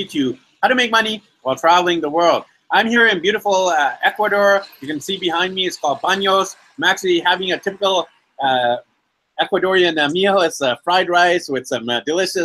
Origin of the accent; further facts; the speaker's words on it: Vancouver, British Columbia, Canada; I'm actually from Vancouver